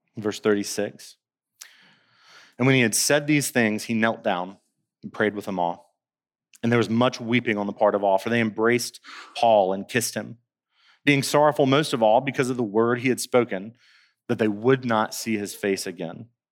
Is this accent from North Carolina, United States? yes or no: yes; Winston-Salem, North Carolina, United States; now in Colombia; I'm from Winston-Salem, North Carolina, and our city is referred to as the Dash